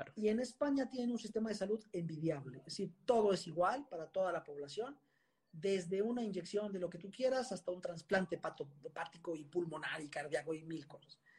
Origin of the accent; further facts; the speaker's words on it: Mexico; also born or lived in Puebla / Spain; yo soy mexicano, me siento mexicano, me encanta mi país